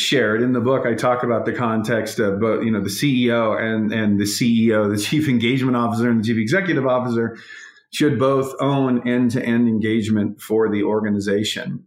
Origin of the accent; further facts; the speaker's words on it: North Carolina, United States; also born or lived in West Virginia; I'm a kid that grew up in a small town in North Carolina. I was born in West Virginia.